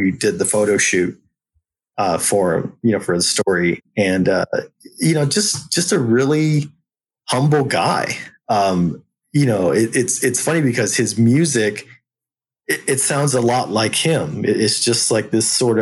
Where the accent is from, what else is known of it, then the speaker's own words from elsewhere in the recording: San Antonio, Texas, United States; San Antonio native